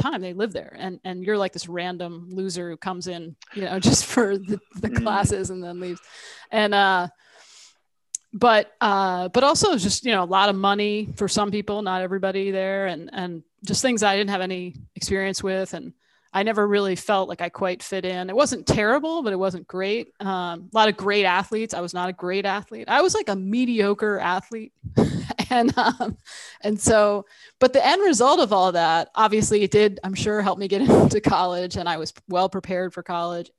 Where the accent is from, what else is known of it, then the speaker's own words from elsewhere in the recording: Central New Jersey, United States; also born or lived in Tucson, Arizona; moved to New Jersey, Central Jersey, very different from Arizona. And grew up mostly there